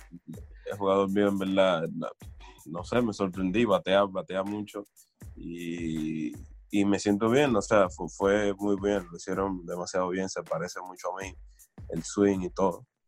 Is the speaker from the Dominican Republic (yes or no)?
yes; Dominican Republic; somos dominicanos, sabemos dónde venimos